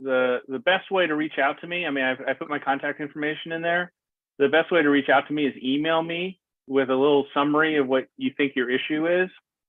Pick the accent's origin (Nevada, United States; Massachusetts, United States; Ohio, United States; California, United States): California, United States; Bay Area; I grew up in the Bay Area.